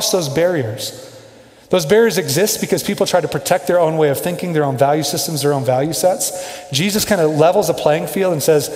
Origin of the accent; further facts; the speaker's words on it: Kansas City, United States; moved away as an adult; now in Denver, United States; I grew up in Kansas City